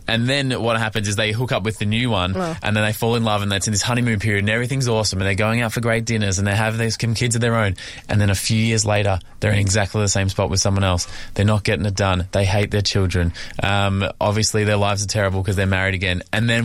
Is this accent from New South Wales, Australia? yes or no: yes; Sydney, New South Wales, Australia; From Sydney, the greatest city in the world.